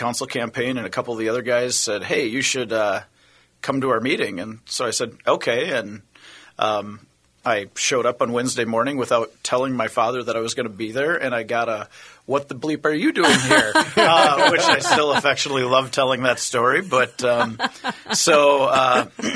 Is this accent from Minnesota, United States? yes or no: yes; Prior Lake, Minnesota, United States; I'm originally from Prior Lake, Minnesota. If those that aren't in the Twin Cities know that that's a suburb of about 20 minutes from where we're recording this. Grew up there